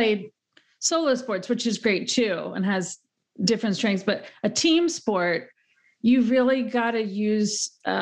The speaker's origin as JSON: {"language": "English", "region": "Pennsylvania", "country": "United States", "tie": "born or raised there", "moved": "yes", "lives_now": "New York metro area, United States", "said": "I grew up in Pennsylvania in a small town"}